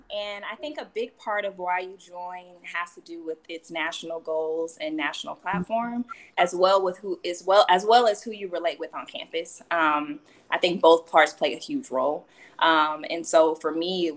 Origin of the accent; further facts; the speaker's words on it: Oklahoma City, Oklahoma, United States; I grew up in Oklahoma City with my mom and my brother